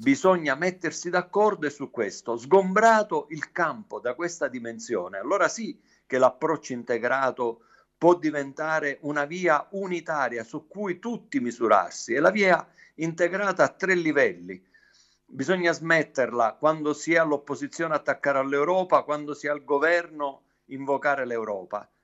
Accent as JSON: {"language": "Italian", "region": "Sicily", "country": "Italy", "said": "lo dico da siciliano"}